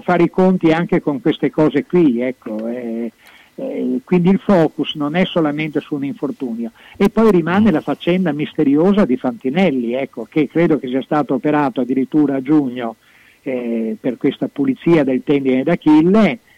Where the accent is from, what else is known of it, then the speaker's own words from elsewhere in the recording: Venice, Veneto, Italy; now in Bologna, Italy; i miei natali sia eh, eh propri, veri che sportivi sono nati a Venezia